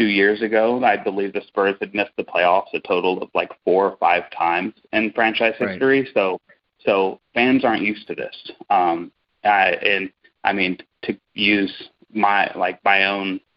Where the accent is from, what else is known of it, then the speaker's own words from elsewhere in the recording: San Antonio, Texas, United States; I'm born and raised in San Antonio, so 1990